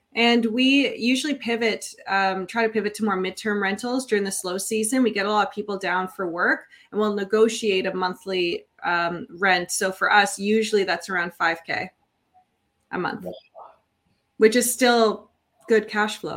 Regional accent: Niagara, Ontario, Canada; I'm born and raised in Niagara

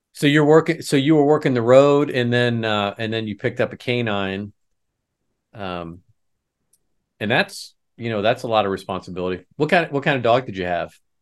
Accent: Lafayette, Indiana, United States; I'm a retired chief from Lafayette, Indiana

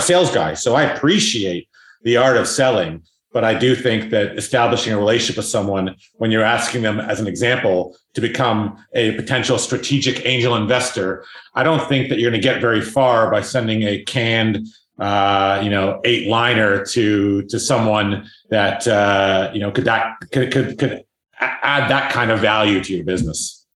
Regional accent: South Africa; I'm actually South African

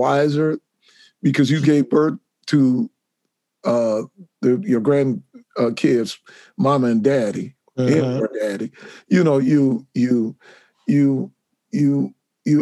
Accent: Wichita, Kansas, United States; I'm from Wichita, Kansas. And I grew up here

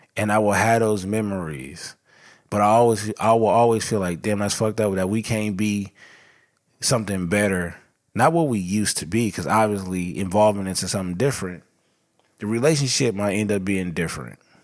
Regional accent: Los Angeles, California, United States; I was born and raised in South L

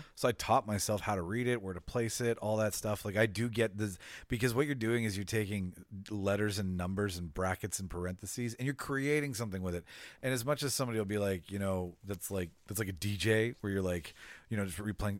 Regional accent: Winnipeg, Manitoba, Canada; It's about my hometown

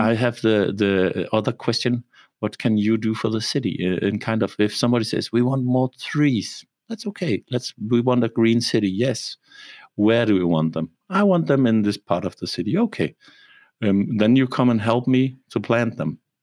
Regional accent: Copenhagen, Capital Region of Denmark, Denmark; moved away as an adult; also born or lived in Germany; now in Rostock, Germany; I was born in Copenhagen and lived there for 20 years, and then I went to Germany

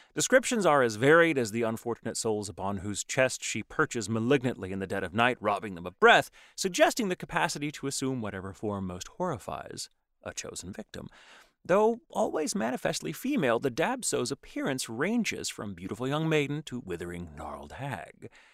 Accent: Texas, United States; now in Los Angeles, United States; I'm from Texas

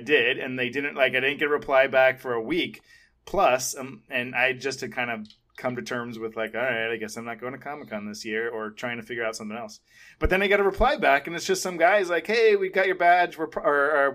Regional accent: San Diego, California, United States; we're all from San Diego

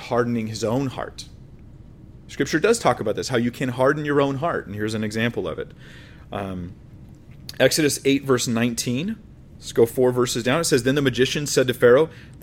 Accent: United States; I'm American

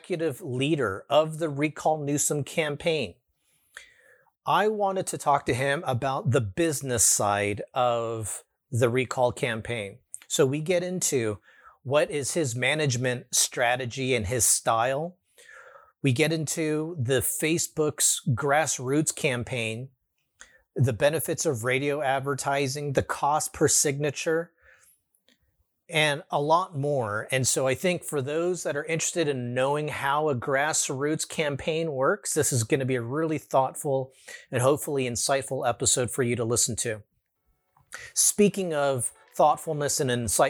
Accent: California, United States; my home state of California

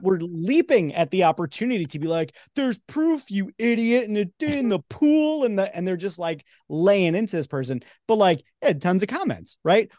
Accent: New York, United States; moved away; I'm from New York

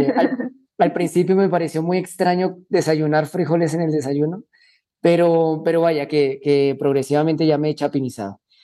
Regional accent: Colombia; moved away as an adult; also born or lived in Spain; now in Guatemala; yo soy colombiano, eh, viví 18 años en Colombia

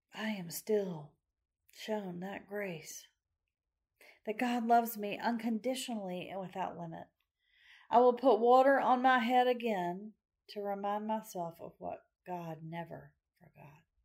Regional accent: Macon, Georgia, United States; my hometown of Macon, Georgia

